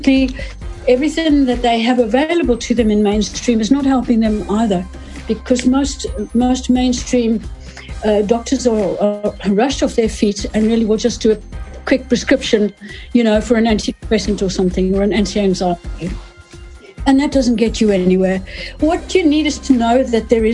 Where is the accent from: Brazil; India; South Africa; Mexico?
South Africa; moved away as an adult; also born or lived in United Kingdom; I am South African, born and bred, and went to university there.